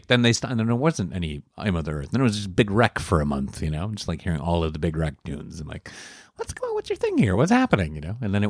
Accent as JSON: {"language": "English", "town": "Chicago", "region": "Illinois", "country": "United States", "tie": "born there", "also_born_or_lived": "Wisconsin", "said": "I was born in Chicago."}